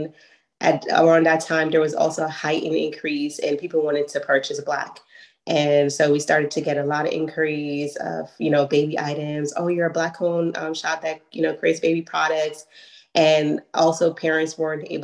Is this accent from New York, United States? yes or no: yes; New York City, New York, United States; we're from Brooklyn, New York